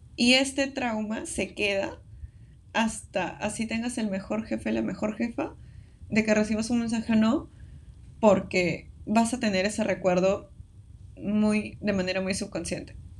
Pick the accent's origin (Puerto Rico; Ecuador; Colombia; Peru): Peru; somos de Perú